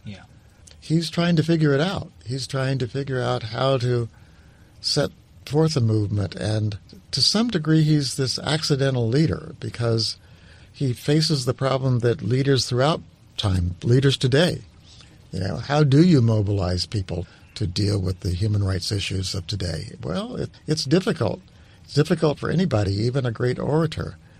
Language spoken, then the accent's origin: English; New Mexico, United States; moved away; I was this kid from New Mexico